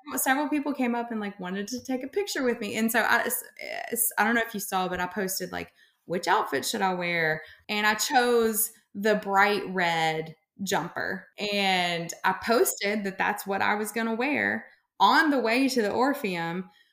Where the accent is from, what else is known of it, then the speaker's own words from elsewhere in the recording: Memphis, Tennessee, United States; I'm from Memphis